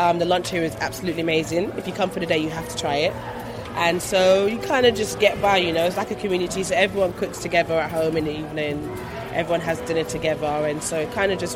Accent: London, United Kingdom; I'm from London.

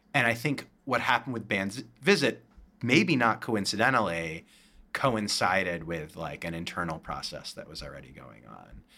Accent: Berkeley, California, United States; moved away; I'm from Berkeley, California originally, and, uh, Yellow Jackets is a play set at Berkeley High, which was my high school

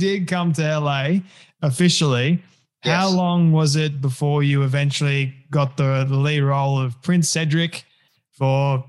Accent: Australia; accent: Australian; now in United States; the Australian accent.

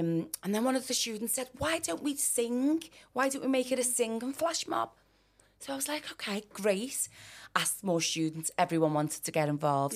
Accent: Liverpool, North West England, United Kingdom; I grew up in Liverpool one

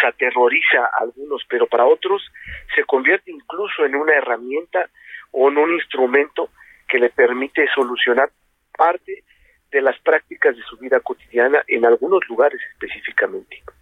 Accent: Mexico; como mexicanos

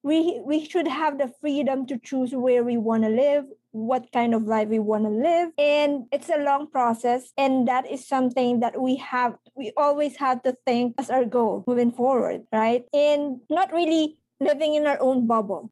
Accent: Philippines; moved away; we have the Pinoy nose and my skin is not white

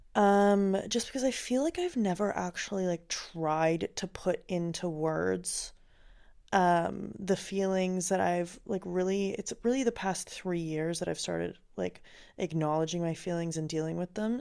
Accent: Finland; I grew up in Finland

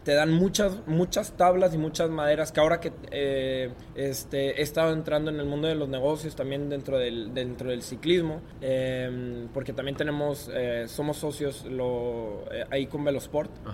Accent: Mexico; moved away as an adult

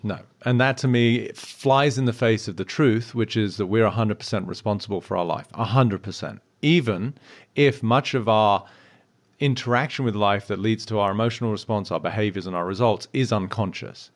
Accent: United Kingdom; I'm British

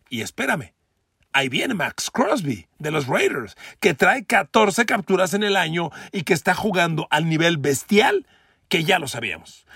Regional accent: Mexico; de mi México querido, el México donde yo nací, donde, donde crecí, donde me desarrollo

